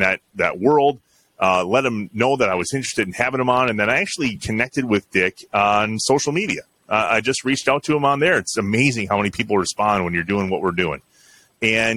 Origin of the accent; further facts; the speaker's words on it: Jefferson, Wisconsin, United States; also born or lived in Johnson Creek, Wisconsin; Jefferson's my hometown. Yep. I moved to Johnson Creek when I was 12, but I grew up in Jefferson, went to school in Jefferson